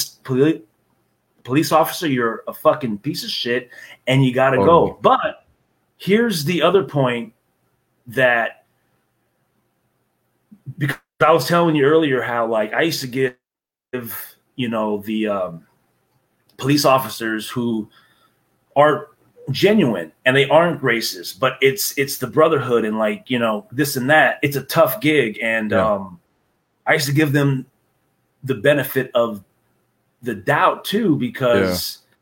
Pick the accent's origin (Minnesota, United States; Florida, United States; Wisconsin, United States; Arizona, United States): Arizona, United States; Chandler; my neighborhood in South Chandler, Arizona